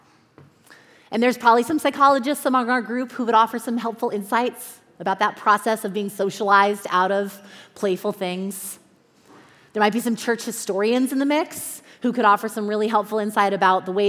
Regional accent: Southern California, United States; also born or lived in Chicago; I am from Southern California. That is home for me, has been all my life, except for 5 years, 5 winters that I lived in Chicago.

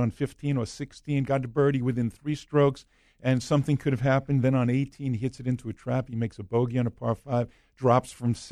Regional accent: New York, United States; I'm from New York

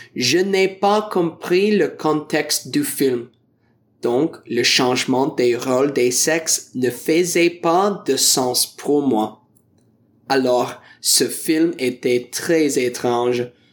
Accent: Ontario, Canada; French is a second language; je viens de l'Ontario du Canada

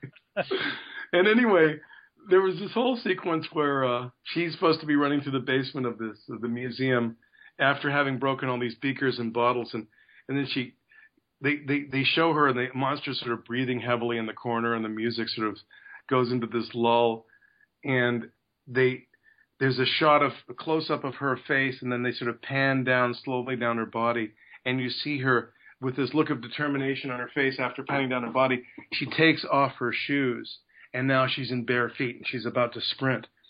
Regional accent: Canada; a Canadian that's got an American career

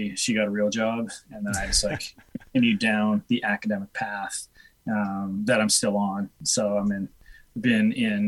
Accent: Edmonton, Alberta, Canada; also born or lived in Whitehorse, Yukon; We moved like down south to Edmonton when I was a kid, and I did all my like schooling and stuff down there

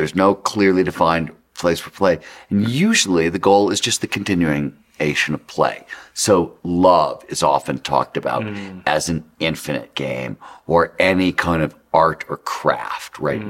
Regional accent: Cleveland, Ohio, United States; I grew up in Cleveland, Ohio

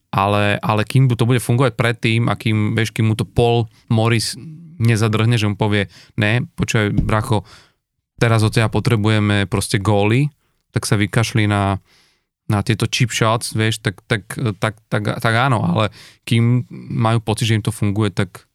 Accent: eastern Slovakia, Slovakia; U nás na východe sa hovorí, že, to, že ide, ideš mi za družbu

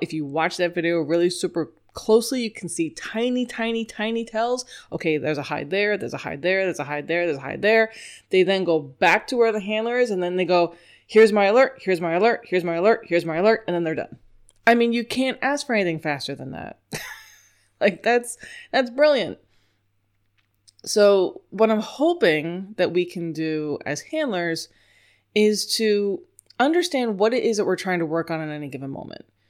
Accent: New York, United States; accent: New York; I was born in New York.

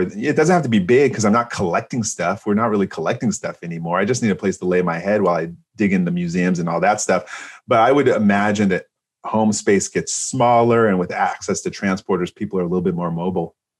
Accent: San Francisco, California, United States; I'm from San Francisco

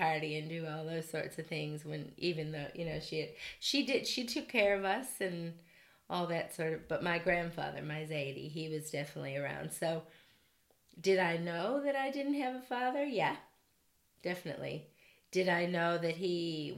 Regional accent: Detroit, Michigan, United States; I grew up in Detroit, Michigan, single parent family, raised by my mom

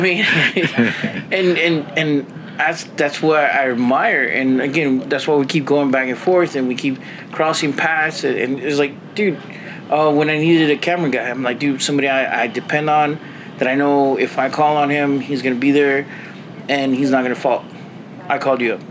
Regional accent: San Antonio, Texas, United States; I am from San Antonio

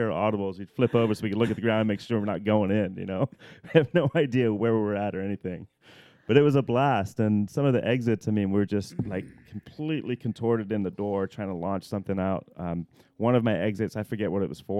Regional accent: England, United Kingdom; now in United States; I was part of the British national team because I'm English originally

